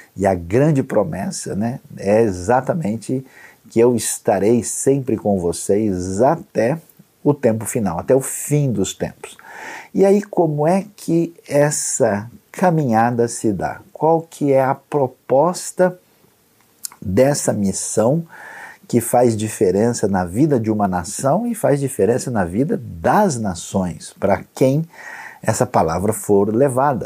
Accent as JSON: {"language": "Portuguese", "country": "Brazil", "said": "como bom brasileiro"}